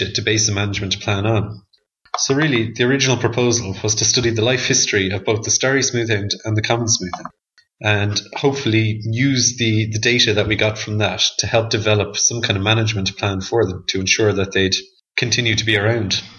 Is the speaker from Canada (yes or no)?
no; Dublin, Leinster, Ireland; I'm originally from Dublin